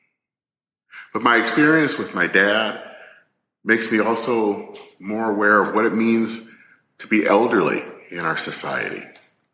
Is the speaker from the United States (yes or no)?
yes; Flint, Michigan, United States; the home where I grew up in Flint, Michigan